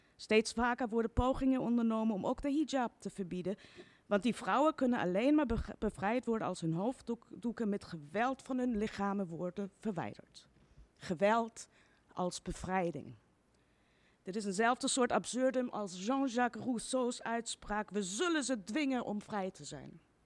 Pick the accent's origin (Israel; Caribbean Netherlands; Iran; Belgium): Iran; also born or lived in Austria; now in Netherlands; het land waar ik vandaan kom